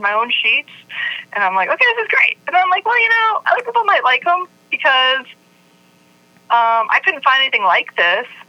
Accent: Virginia, United States; I grew up in Virginia

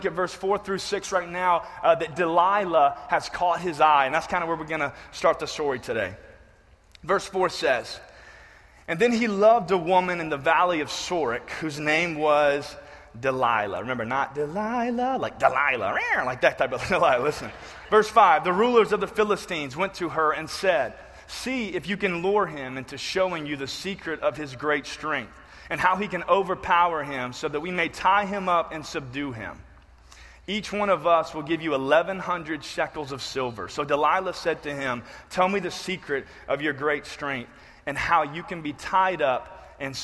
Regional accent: the South, United States; I grew up in the South

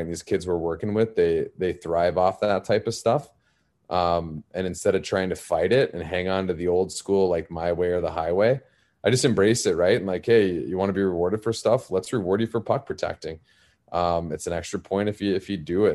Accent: Arizona, United States; I'm originally from Arizona, uh, very non-traditional hockey market, and I grew up as that kid

